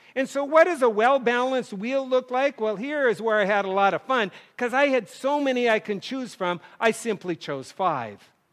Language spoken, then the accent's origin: English; North Dakota, United States; moved away; kids growing up in North Dakota